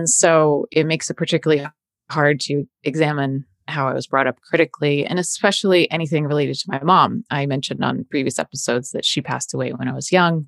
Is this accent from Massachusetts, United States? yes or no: yes; outside of Boston, Massachusetts, United States; I grew up in outside of Boston, a very white area.